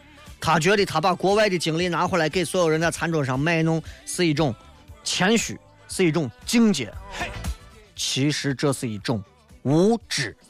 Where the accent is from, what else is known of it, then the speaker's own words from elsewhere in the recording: China; 作为中国的老祖宗留下来的东西，我觉得我们中国人还是抓住了一些。